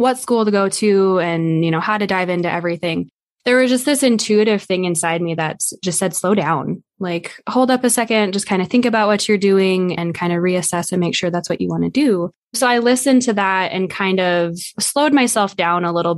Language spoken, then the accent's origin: English; Black Hills, South Dakota, United States; I was raised in the Black Hills.